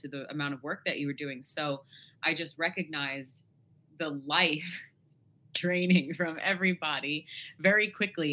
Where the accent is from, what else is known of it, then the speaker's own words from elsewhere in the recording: New York, United States; I am 32. I have yet to grow up and I'm from New York.